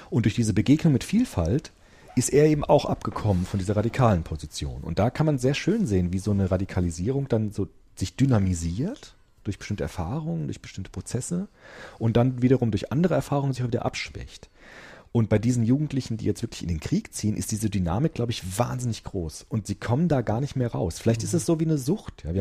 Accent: Germany; weil ich bin ja Deutsche, ich habe einen deutschen Pass, um Gottes Willen

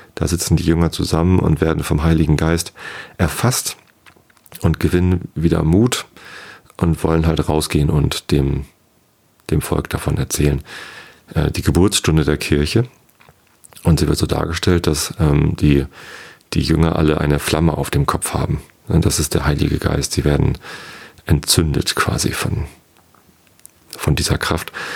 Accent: Wistedt, Lower Saxony, Germany; Ich bin in Wisted aufgewachsen. Das ist ein kleines Dorf, gehört zur Samtgemeinde Tosted

